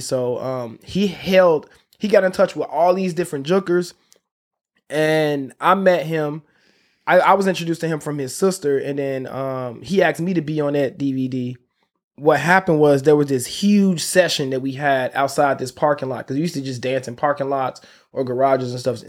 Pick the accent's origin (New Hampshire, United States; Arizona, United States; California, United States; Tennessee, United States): Tennessee, United States; Memphis; moved away as an adult; also born or lived in Chicago, Illinois / Los Angeles; I grew up in Memphis, Tennessee. So, I was born in Chicago, on the west side of Chicago, and, uh, my family, my mom moved to Memphis when I was around, like, seven years old.